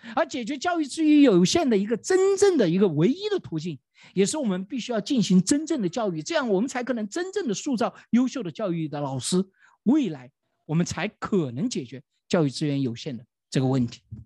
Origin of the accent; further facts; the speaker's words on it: China; 我们中国人